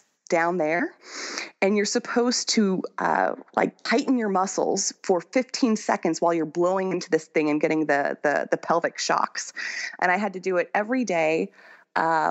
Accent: United States; moved away as an adult; now in France; I'm more French than I am American

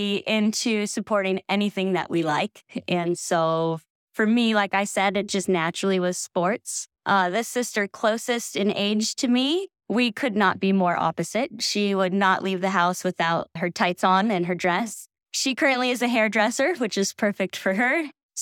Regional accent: Sacramento, California, United States; now in Truckee, United States; I grew up in Sacramento, California, and I grew up on a dead-end street

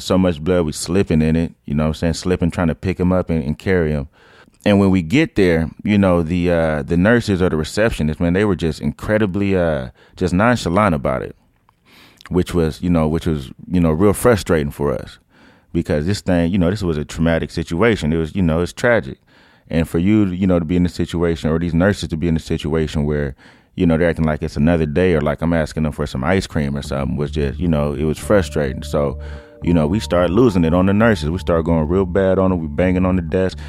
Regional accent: Oakland, California, United States; also born or lived in San Lorenzo, California; I'm from East Oakland. Uh, I moved there when I was about nine years old, from San Lorenzo.

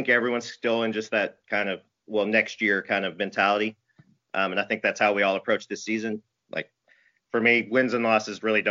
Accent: Arkansas, United States; moved away as an adult; now in New York, United States; born and raised in Arkansas. Lived there my whole life.

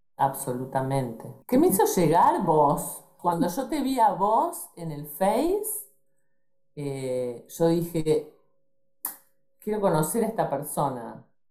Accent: Rosario, Santa Fe, Argentina; En Argentina. Nací en Rosario, a 300 kilómetros más o menos

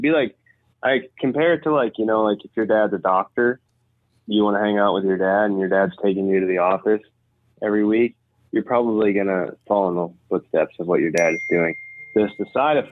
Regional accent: Zwingle, Iowa, United States; I come from Zwingo, Iowa

